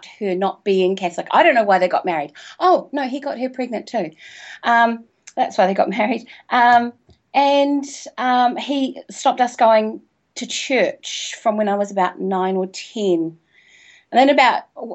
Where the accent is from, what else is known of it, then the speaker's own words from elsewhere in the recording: New Zealand; also born or lived in Invercargill, New Zealand; I'm from New Zealand, by the way. I live in Christchurch, which is in the South Island